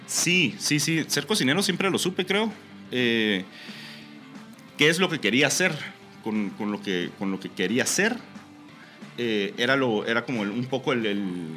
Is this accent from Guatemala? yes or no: yes; Guatemala; moved away as an adult; nosotros como chapines nos hace falta sentir eh, la chapinidad